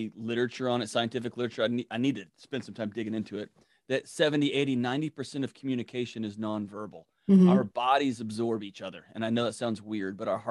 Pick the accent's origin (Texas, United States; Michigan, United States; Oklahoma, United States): Texas, United States; now in Nashville, United States; I'm from Texas